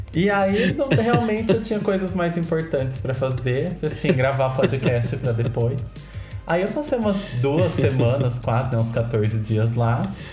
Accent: Botucatu, São Paulo, Brazil; eu sou de Botucatu e aqui é a cidade

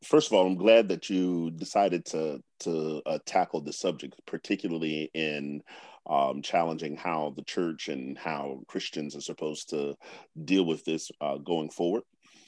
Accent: Washington, District of Columbia, United States; I grew up here in Washington, D.C., or in the region.

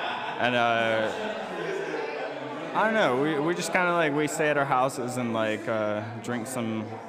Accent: Modesto, California, United States; now in Salem, United States; I'm from California. Modesto.

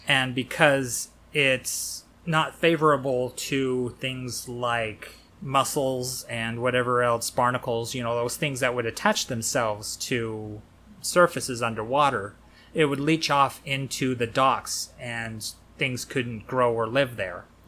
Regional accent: United States; that's the thing about being American

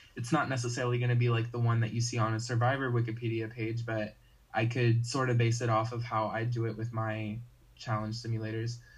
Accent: North Carolina, United States; I'm from North Carolina

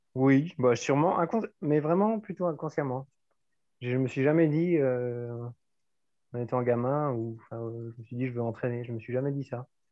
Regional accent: Auxerre, Bourgogne-Franche-Comté, France; moved away as an adult; also born or lived in Dijon / Bordeaux; moi j'ai vécu euh, toute mon enfance jusqu'à mes 18 ans hein, à, Auxerre, dans la ville d'Auxerre

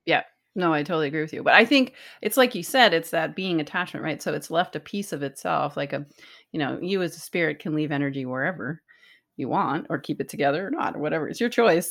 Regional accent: East Coast, United States; growing up on the East Coast

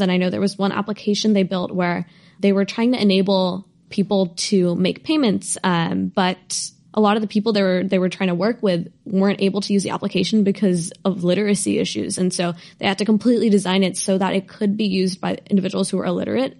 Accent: Bay Area, California, United States; I, I grew up in the Bay Area

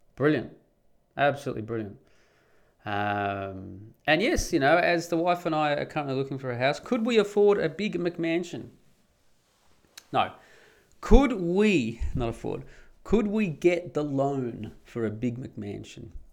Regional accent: Perth, Western Australia, Australia; moved away as an adult; now in Netherlands; I grew up in Perth in Western Australia.

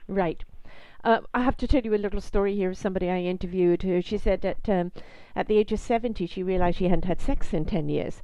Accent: United Kingdom; moved away; I'm British

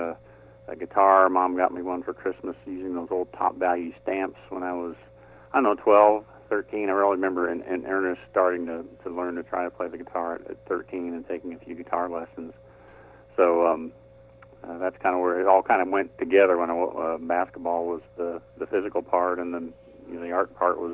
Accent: Indianapolis, Indiana, United States; moved away as an adult; also born or lived in Nashville, Tennessee; born and raised in Indianapolis and lived there until I was about, 30 when I moved to Nashville, Tennessee

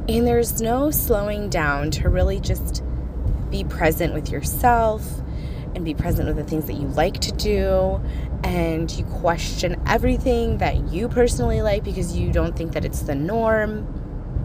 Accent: United States; I grew up in America, good old US

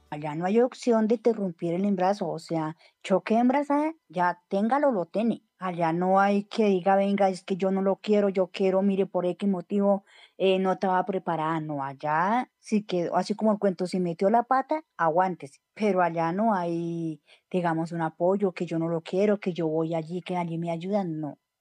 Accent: Bogotá, Colombia; Nací en Sumapaz, en el corregimiento de San Juan. Eh, toda mi vida estaba allí.

